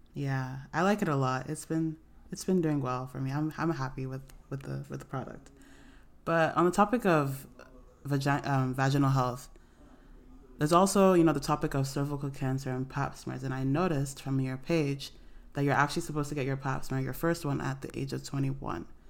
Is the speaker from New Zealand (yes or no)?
no; Nigeria; also born or lived in Canton, Ohio, United States; I was born in America, but I grew up in Nigeria